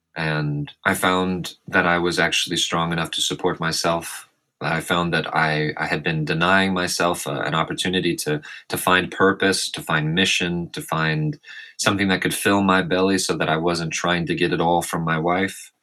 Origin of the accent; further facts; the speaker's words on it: Arkansas, United States; moved away as an adult; also born or lived in California; born and raised in Arkansas